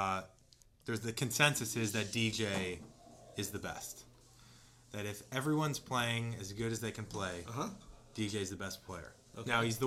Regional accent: St. Louis, Missouri, United States; Bellerive, which is in my hometown. Yes. In St. Louis

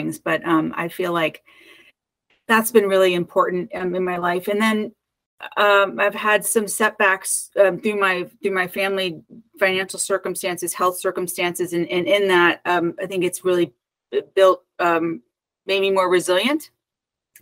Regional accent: Connecticut, United States; also born or lived in New York / Los Angeles / San Francisco Bay Area; now in Oakland, United States; I was born and raised in Connecticut

